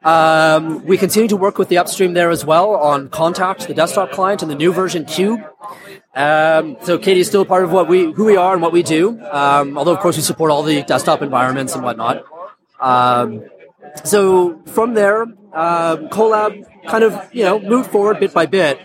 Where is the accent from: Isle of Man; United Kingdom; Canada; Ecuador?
Canada; In the mid-90s, I moved back to my home country of Canada.